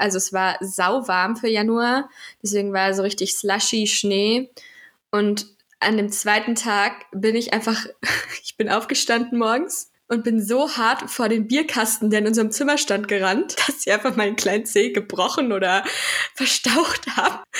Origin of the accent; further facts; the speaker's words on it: Central Germany, Germany; ich komme aus der Mitte Deutschlands